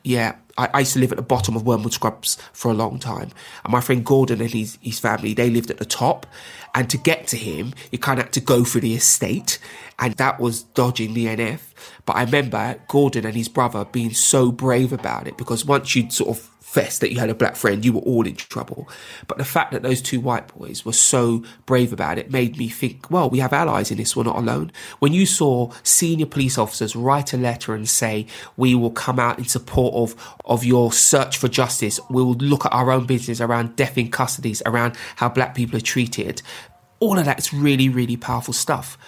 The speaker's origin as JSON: {"language": "English", "region": "London", "country": "United Kingdom", "tie": "born or raised there", "said": "I'm a Londoner, I was born and raised here."}